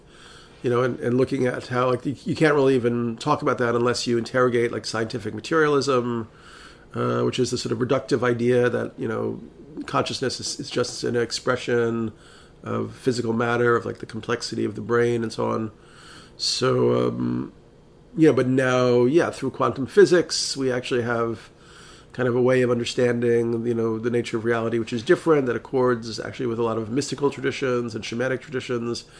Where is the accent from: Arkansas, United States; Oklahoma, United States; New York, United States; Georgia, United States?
New York, United States; New York City; I'm from New York City